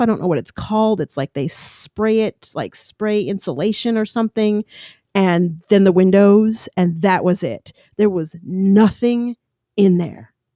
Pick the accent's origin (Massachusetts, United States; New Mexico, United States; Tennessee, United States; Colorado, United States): Colorado, United States; moved away as an adult; also born or lived in Long Island, New York / New York City; now in California, United States; Growing up in Colorado, I love mountains, even living in California.